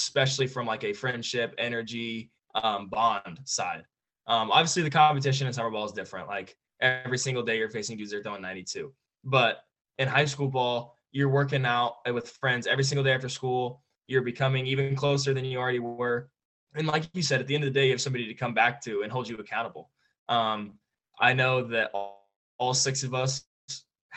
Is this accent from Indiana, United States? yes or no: yes; Franklin, Indiana, United States; play in front of my hometown again